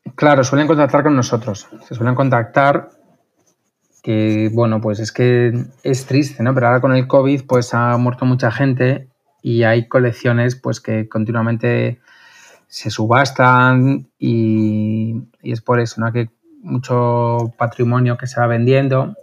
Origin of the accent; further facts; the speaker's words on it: Madrid, Community of Madrid, Spain; also born or lived in Toledo; soy de Madrid